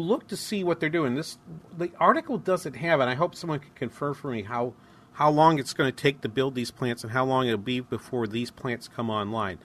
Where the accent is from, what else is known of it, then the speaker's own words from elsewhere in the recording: Midwest, United States; We're from the Midwest.